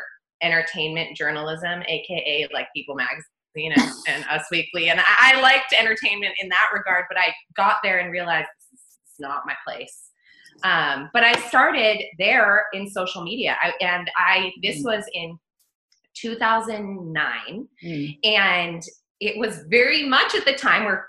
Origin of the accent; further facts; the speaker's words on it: United States; also born or lived in Australia; as an American